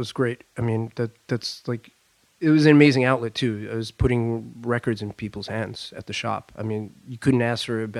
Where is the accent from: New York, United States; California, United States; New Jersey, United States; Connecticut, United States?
New York, United States; Long Island; moved away as an adult; also born or lived in Brooklyn, New York; now in Paris, France; I grew up in Long Island.